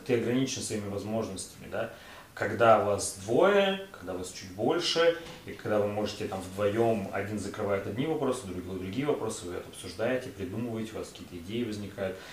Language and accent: Russian; Tyumen, Tyumen Oblast, Russia; я простой чувак из Тюмени